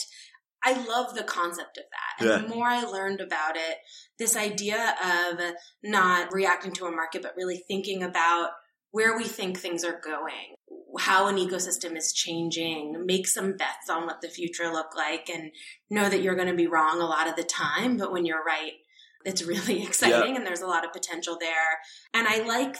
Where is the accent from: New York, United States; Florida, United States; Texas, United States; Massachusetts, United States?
New York, United States; New York City; moved away; It's my hometown